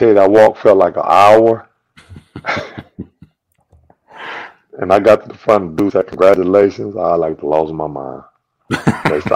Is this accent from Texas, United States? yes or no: yes; San Antonio, Texas, United States; I'm from San Antonio, Texas.